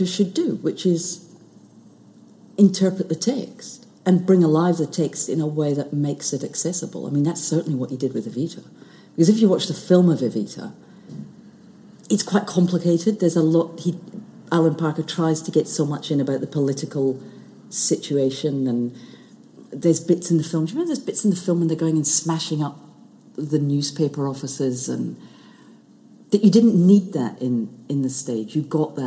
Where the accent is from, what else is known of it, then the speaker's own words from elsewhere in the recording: Shetland, Scotland, United Kingdom; growing up in Shetland, there was no television.